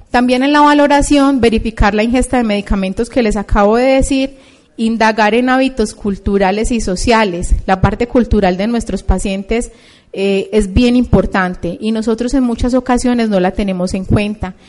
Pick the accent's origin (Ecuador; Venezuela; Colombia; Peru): Colombia